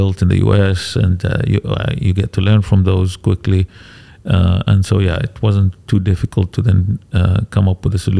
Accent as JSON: {"language": "English", "region": "England", "country": "United Kingdom", "tie": "born or raised there", "moved": "as an adult", "said": "I grew up in England"}